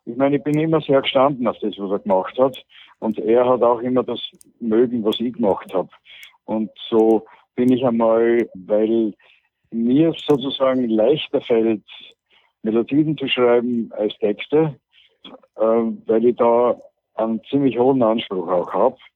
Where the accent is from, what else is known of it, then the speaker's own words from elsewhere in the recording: Austria; Und weil aber die Lage bei uns in Österreich so ist, dass äh, Leute wie ich auf